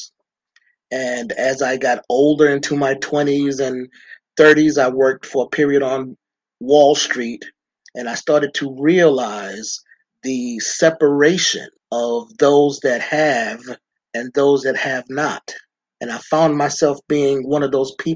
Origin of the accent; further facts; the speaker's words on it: New York City, New York, United States; I grew up in Brooklyn, New York, in the quote unquote inner city